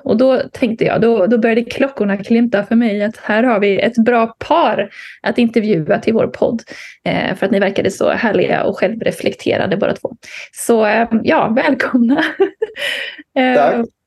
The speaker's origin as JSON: {"language": "Swedish", "area": "Bohuslän", "region": "Västra Götaland", "country": "Sweden", "said": "Jag är ju bohuslänning i grunden."}